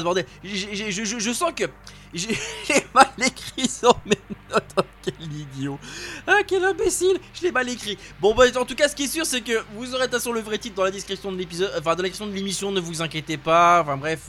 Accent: France; chez nous en France

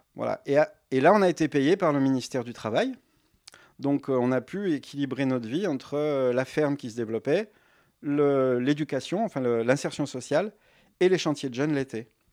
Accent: Lyon, Auvergne-Rhône-Alpes, France; moved away as an adult; now in Ardèche, France; je viens de Lyon

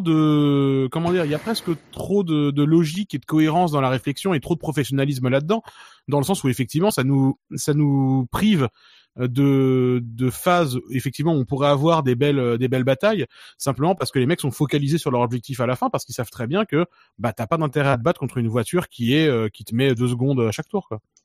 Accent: France; on est français

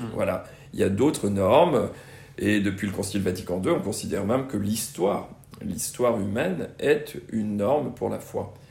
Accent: Brittany, France; j'ai grandi en Bretagne

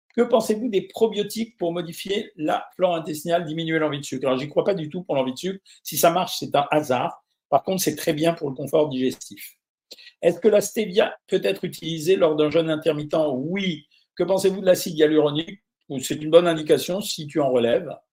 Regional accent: Normandy, France; je suis normand

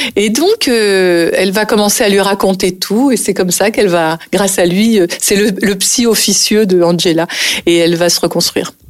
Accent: Nice, Provence-Alpes-Côte d'Azur, France; moved away as an adult; also born or lived in Paris; j'ai passé toute mon enfance à Nice et je suis restée à Nice jusqu'au moment où j'ai décidé d'être comédienne et de partir à Paris. Donc j'avais 22 ans

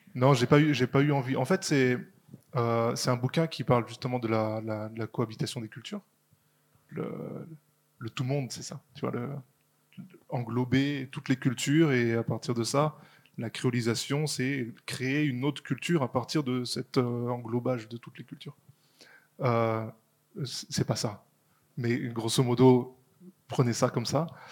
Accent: Martinique; on n'est pas France, on est Martinique donc on est un autre pays

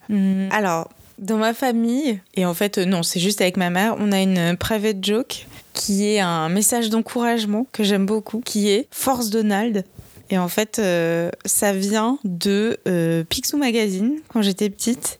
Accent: Bordeaux, Nouvelle-Aquitaine, France; moved away; je viens de Bordeaux, donc euh, j'ai été voir ma famille

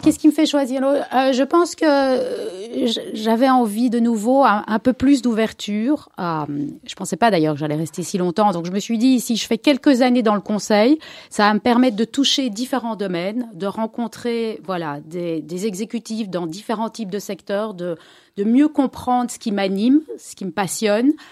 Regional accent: Brussels, Brussels-Capital Region, Belgium; je suis née à Bruxelles, ici à Cavel, d'une famille euh, Ashkenaz, 100%, mère et père de Pologne. j'ai grandi ici

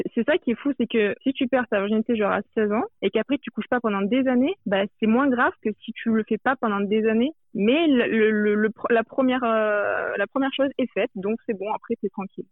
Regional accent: France; je viens de la France

